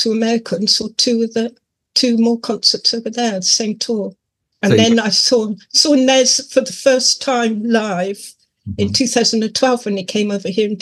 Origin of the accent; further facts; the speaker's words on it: Cornwall, South West England, United Kingdom; he actually played in my hometown